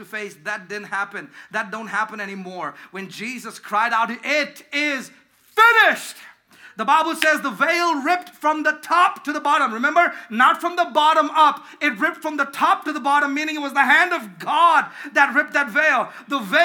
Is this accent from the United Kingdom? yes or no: no; India; moved away; growing up in India.